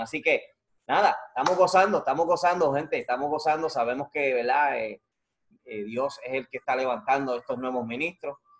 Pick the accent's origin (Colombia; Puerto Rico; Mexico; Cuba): Puerto Rico; Yo soy de Calle, y del medio, del centro, Calle, bonito.